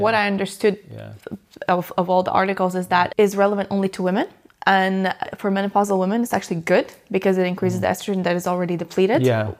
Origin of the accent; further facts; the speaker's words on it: Latvia; because I lived in, obviously, I'm from Latvia.